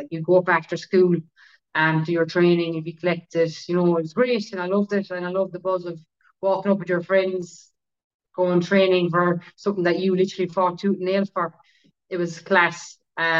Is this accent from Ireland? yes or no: yes; Ballymacelligott, Kerry, Munster, Ireland; I'm from Ballymacheligate in Kerry